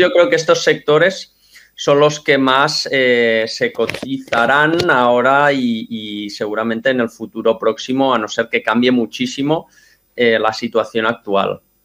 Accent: Mataró, Catalonia, Spain; yo soy de Mataró, estudié aquí y estudié en la universidad.

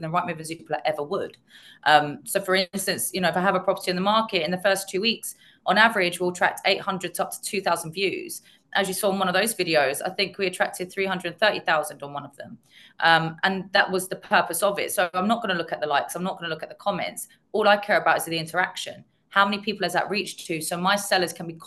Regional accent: London, United Kingdom; I was born and bred in North London

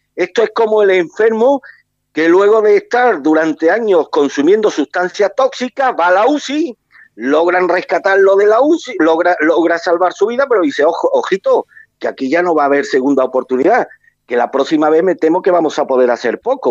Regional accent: Málaga, Andalusia, Spain; a mí como malagueño

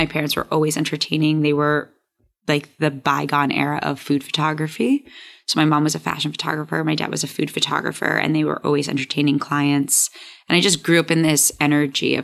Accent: New York City, New York, United States; also born or lived in Michigan / Chicago; I'm born and raised in Hell's Kitchen

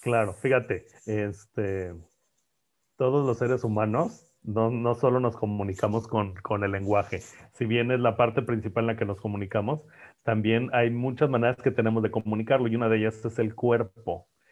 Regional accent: Monterrey, Nuevo León, Mexico; Yo soy de Monterrey, pues es que así hablamos en Monterrey.

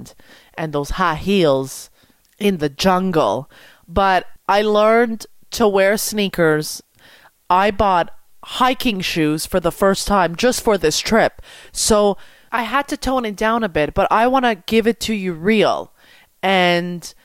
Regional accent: Montreal, Quebec, Canada; I want to go back to Montreal and work in my city.

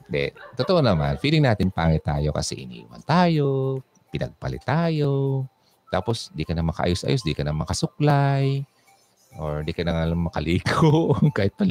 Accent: Quezon City, Metro Manila, Philippines; Tapos from Quezon City ako, East Avenue.

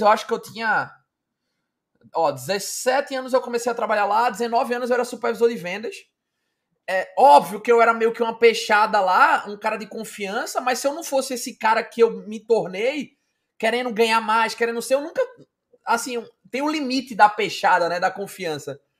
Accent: Recife, Pernambuco, Brazil; eu sou aqui de Recife

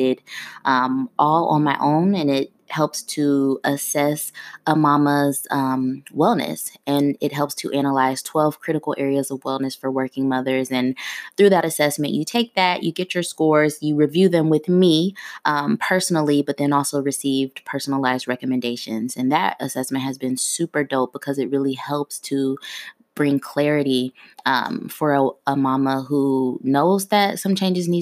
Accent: Ohio, United States; moved away as an adult; now in Washington, D.C. area, United States; I'm originally from Ohio.

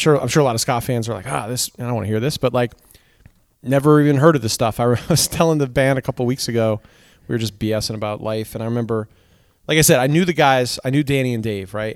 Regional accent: Seymour, Connecticut, United States; also born or lived in Danbury, Connecticut; growing up in Seymour, uh, Connecticut

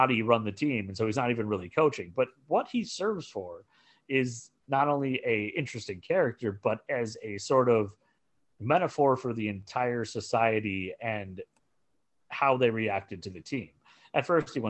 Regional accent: Minnesota, United States; also born or lived in Nebraska; I moved from Nebraska to Minnesota when I was 7.

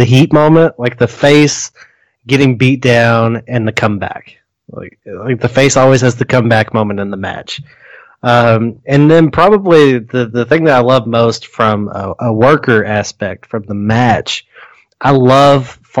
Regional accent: United States; I'm an American

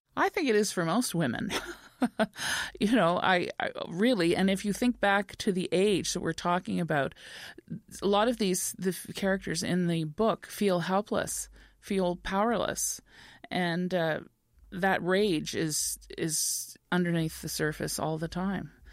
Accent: Montreal, Quebec, Canada; moved away as an adult; now in Cape Breton, Canada; a little girl from Montreal coming for the summer, I knew I would live in Cape Breton

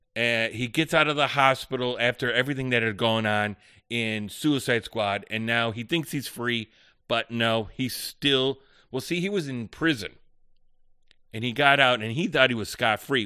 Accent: Chicago, Illinois, United States; I'm from the Chicagoland area

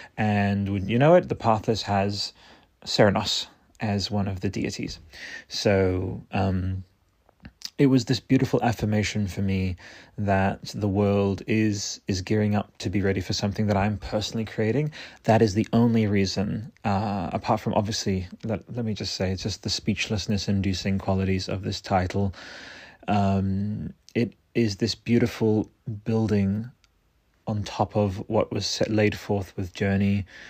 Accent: Australia; Australian, which is my home country

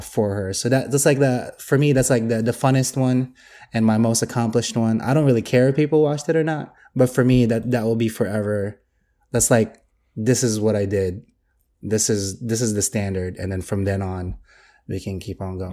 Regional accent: Philippines; I'm Filipino

